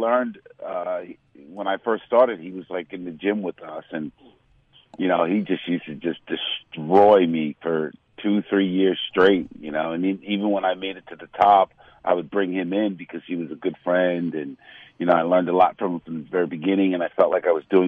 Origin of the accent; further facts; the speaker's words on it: New York City, New York, United States; being from Manhattan, born and raised in Manhattan